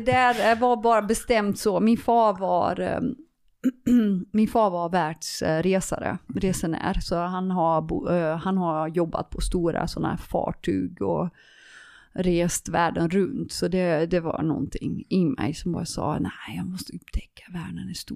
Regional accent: Leeuwarden, Friesland, Netherlands; Swedish is a second language; also born or lived in Nyköping / Helsingborg; now in Sweden; Leeuwarden, uh, det är där jag är född. Um, det är, um, det uh, det är min hemmastad

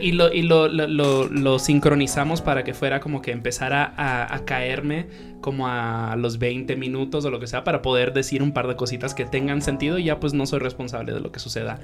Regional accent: Dominican Republic; moved away; also born or lived in New York, United States / Colombia; yo me crié en la República Dominicana

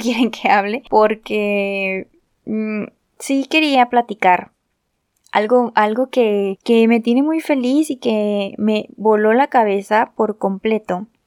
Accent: Guadalajara, Jalisco, Mexico; yo soy de México, específicamente de Guadalajara, Jalisco

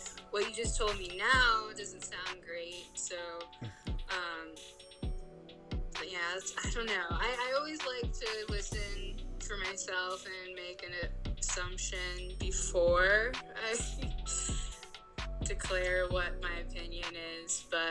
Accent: Virginia Beach, Virginia, United States; I grew up in Virginia Beach, and I went to school in VCU

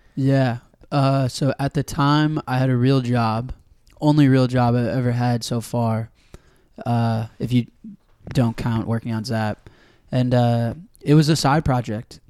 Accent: Evanston, Illinois, United States; I grew up in Evanston, right outside Chicago

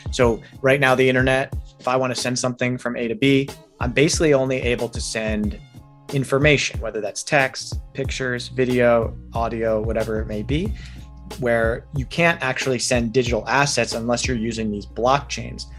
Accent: New York, United States; moved away as an adult; also born or lived in Los Angeles; now in Arizona, United States; I'm originally from New York

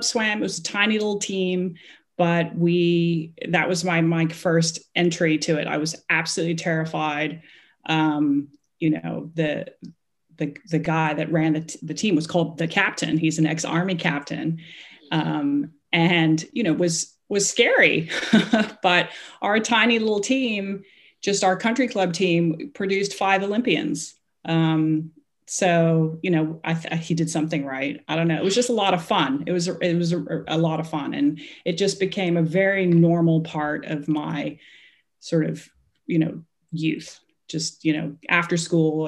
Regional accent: Hong Kong; I am from Hong Kong. I was born and raised there

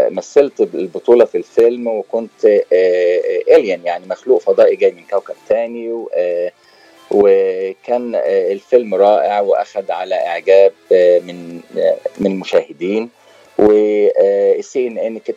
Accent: Port Said, Port Said Governorate, Egypt; now in United States; انا والله من مدينه اسمها بورسعيد آه، بجمهوريه مصر العربيه وبقالي حوالي 15 سنه في امريكا

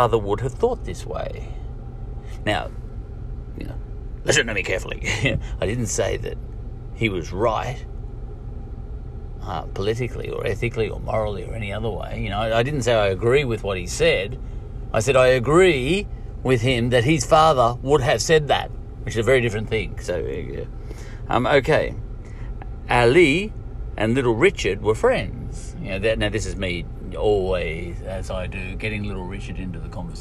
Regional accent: Australia; being an Australian

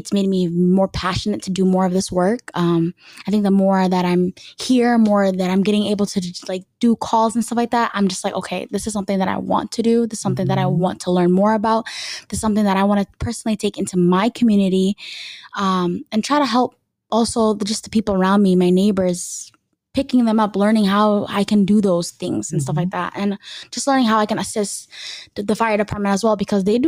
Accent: Minneapolis, Minnesota, United States; growing up in Minneapolis

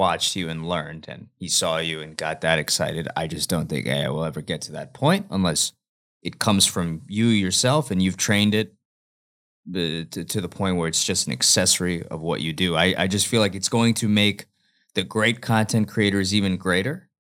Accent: United States; I'm from Jersey, New York.

